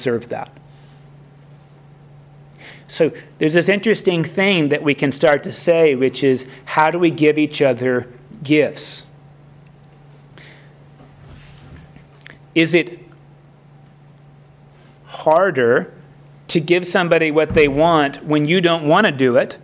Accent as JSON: {"language": "English", "region": "Florida", "country": "United States", "tie": "born or raised there", "also_born_or_lived": "Kentucky", "said": "as a Southerner, even though I grew up in Florida, that's the North, but I was born in Kentucky, and that's the South, really."}